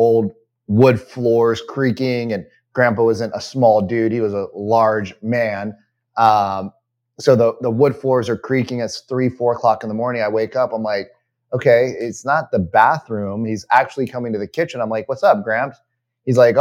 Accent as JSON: {"language": "English", "country": "United States", "said": "I'm totally an American"}